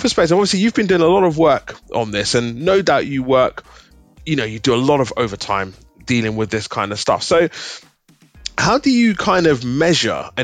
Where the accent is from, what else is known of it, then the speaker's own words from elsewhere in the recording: United Kingdom; being a Nigerian born here in the UK